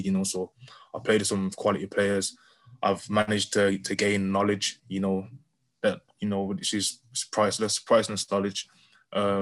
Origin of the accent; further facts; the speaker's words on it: Birmingham, West Midlands, United Kingdom; I'm from Birmingham originally. So I came back to Birmingham